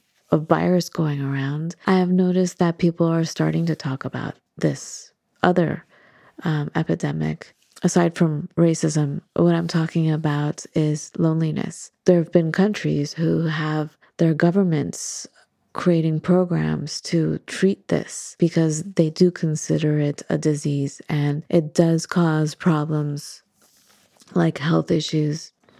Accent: Santa Monica, California, United States; you know, we come from Santa Monica.

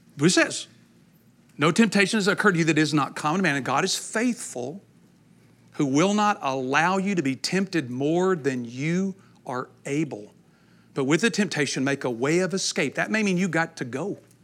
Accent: East Texas, United States; I'm from East Texas

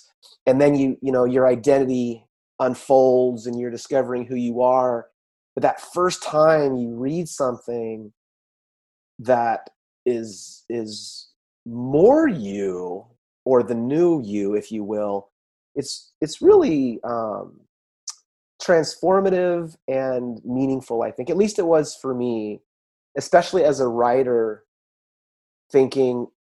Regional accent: California, United States; we're both Californians.

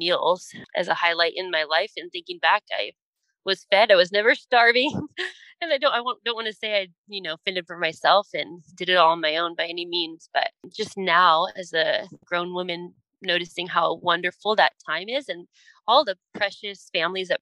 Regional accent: San Diego, California, United States; I grew up in Southern California, down in San Diego

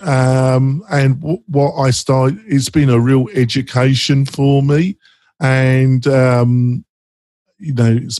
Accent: England, United Kingdom; moved away as an adult; now in United States; I was brought up in Britain, in England, and I still classify myself as very English.

